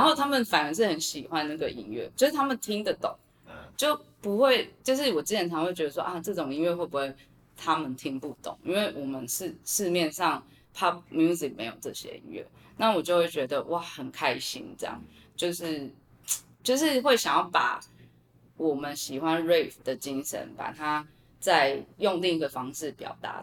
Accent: Taiwan; 我自己觉得我身在台湾四面环海

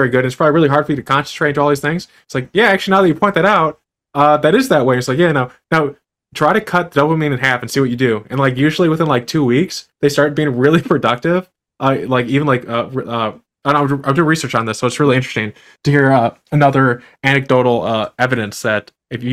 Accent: United States; I'm an American

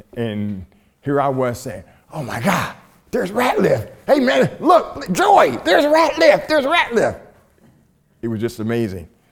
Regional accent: Columbus, Ohio, United States; this all black high school in Columbus, Ohio, in my hometown

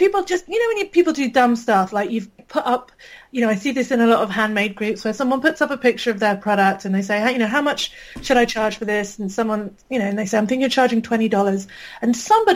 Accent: United Kingdom; accent: British; I can probably tell from my accent, I'm British

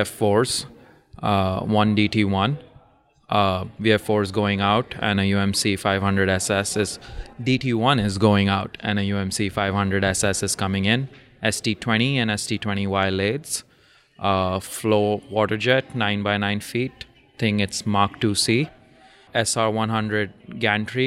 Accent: Dubai, United Arab Emirates; So I grew up in Dubai, at least a few years in Dubai, from fifth grade till graduation of high school.

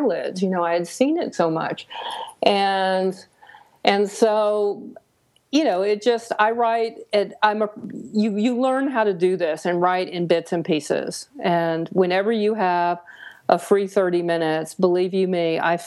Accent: the South, United States; I grew up in the South.

